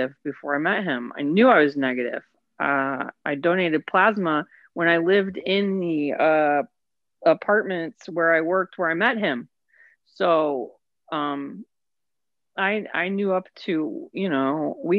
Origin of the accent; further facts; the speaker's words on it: Indiana, United States; moved away; also born or lived in West Virginia / Cicero, Indiana / Atlanta; Tiny, tiny Indiana town. I grew up in Indiana.